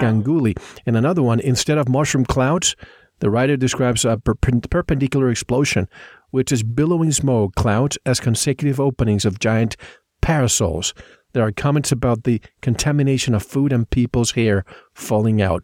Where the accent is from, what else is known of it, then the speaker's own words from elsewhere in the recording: Puerto Rico; now in Tucson, United States; I grew up in the Caribbean in an island.